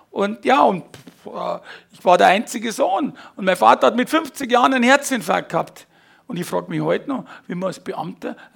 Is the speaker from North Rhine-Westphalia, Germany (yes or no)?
no; Fürstenfeldbruck, Bavaria, Germany; bin 55 äh, aufgewachsen, also geboren in Fürstenfeldbruck.